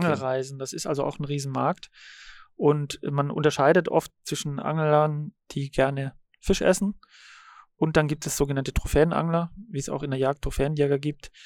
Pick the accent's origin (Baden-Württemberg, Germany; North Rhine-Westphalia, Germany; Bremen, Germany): Baden-Württemberg, Germany; Radolfzell; moved away as an adult; also born or lived in Berlin; now in Uckermark, Germany; ich bin äh, am Bodensee aufgewachsen und geboren. Baujahr 80 und bin dort bei Radolfzell groß geworden.